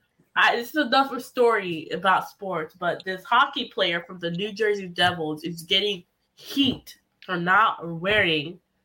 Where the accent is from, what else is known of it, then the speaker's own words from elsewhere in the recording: Haiti; now in United States; I was born in Haiti. I'm proud to be American.